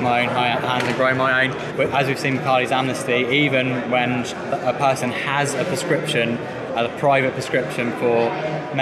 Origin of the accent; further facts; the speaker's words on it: Brighton, South East England, United Kingdom; my hometown of Brighton